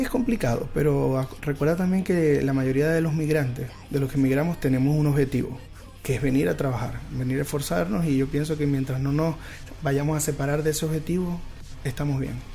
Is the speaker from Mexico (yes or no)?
no; Venezuela; moved away as an adult; now in Chile; yo soy venezolano